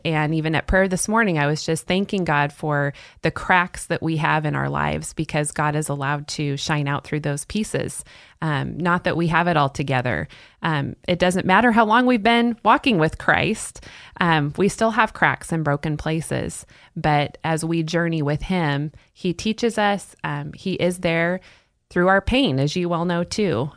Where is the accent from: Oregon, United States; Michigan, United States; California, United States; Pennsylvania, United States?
Oregon, United States; Salem; moved away; I'm originally from Salem, Oregon, and grew up there